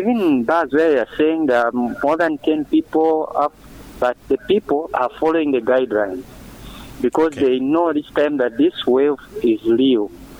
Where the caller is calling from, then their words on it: Mazabuka, Southern Province, Zambia; Yeah, sir, this is Mr. … within Mazabuka.